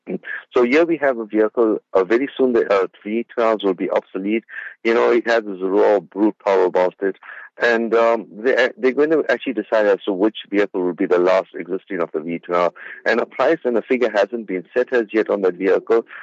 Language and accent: English; South Africa; I'm out of uh, my hometown in Spingo Beach